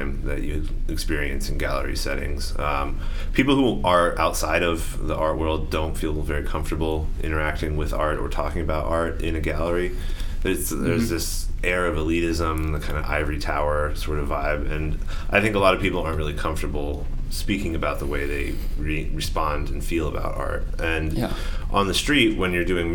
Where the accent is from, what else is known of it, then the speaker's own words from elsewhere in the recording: southern New Mexico, United States; moved away as an adult; also born or lived in Albuquerque, New Mexico; now in Oakland, United States; I'm originally from New Mexico. I grew up in southern New Mexico and went to school in Albuquerque